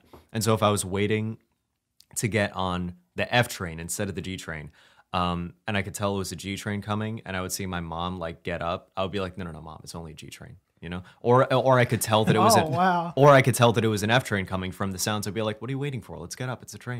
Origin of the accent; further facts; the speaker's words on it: Brooklyn, New York, United States; Always, like I grew up in Brooklyn, and I actually memorized the sounds that trains made as they were coming into the station.